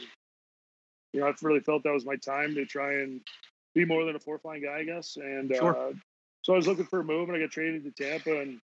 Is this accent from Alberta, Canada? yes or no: yes; Edmonton, Alberta, Canada; growing up in Edmonton, being an Edmonton guy, the Oilers